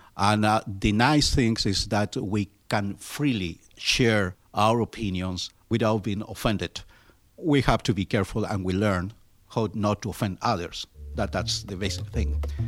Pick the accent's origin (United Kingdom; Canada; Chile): Chile; English is a second language; moved away as an adult; now in Pittsburgh, United States; I was born in Chile in 1953 my country is uh, located in the southernmost part of the Americas